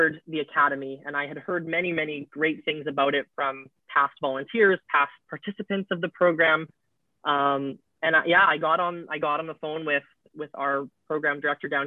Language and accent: English; Winnipeg, Manitoba, Canada; moved away as an adult; now in Vicente Guerrero, Mexico; I'm originally from Winnipeg, Manitoba in Canada